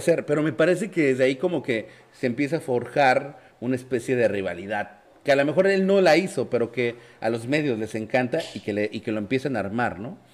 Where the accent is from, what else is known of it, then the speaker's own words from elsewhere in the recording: Mexico; no somos locales los mexicanos